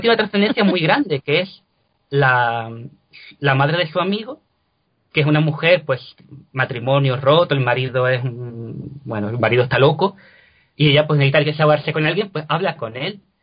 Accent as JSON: {"language": "Spanish", "town": "Cádiz", "region": "Andalusia", "country": "Spain", "also_born_or_lived": "Lisbon", "moved": "as an adult", "lives_now": "Granada, Spain", "said": "no soy de Granada, yo soy de Cádiz, yo soy gaditano"}